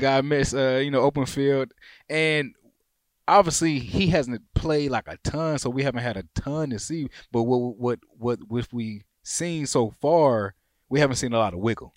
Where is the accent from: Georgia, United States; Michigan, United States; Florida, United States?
Michigan, United States; Warren; back home in my, in my hometown at my mom's house in Warren